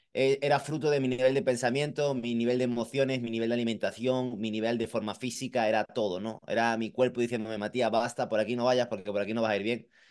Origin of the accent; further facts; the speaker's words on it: Marbella, Andalusia, Spain; moved away; also born or lived in Madrid; nací aquí en Málaga, eh, España, el sur, de, sur, sur de España, concretamente en Marbella